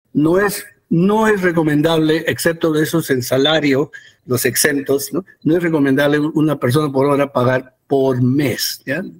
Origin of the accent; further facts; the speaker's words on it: United States; also born or lived in Peru; yo soy peruano, pero crecí en Estados Unidos